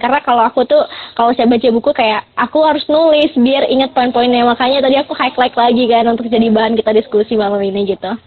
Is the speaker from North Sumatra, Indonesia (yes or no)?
yes; Medan, North Sumatra, Indonesia; aku sendiri asalnya dari Medan